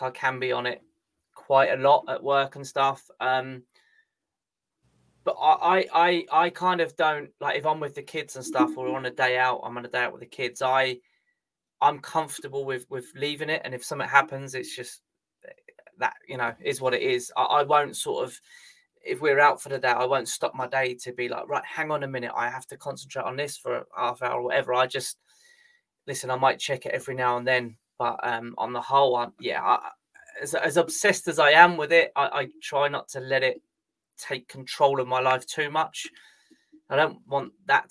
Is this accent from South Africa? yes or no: no; England, United Kingdom; I'm English